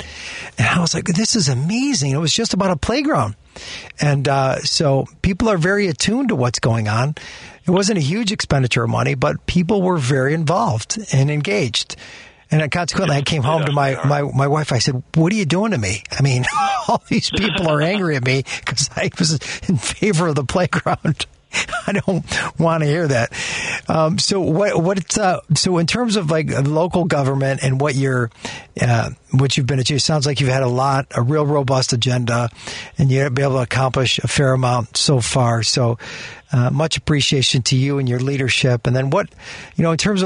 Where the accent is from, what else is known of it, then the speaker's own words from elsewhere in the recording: Chicago, Illinois, United States; I grew up in Rogers Park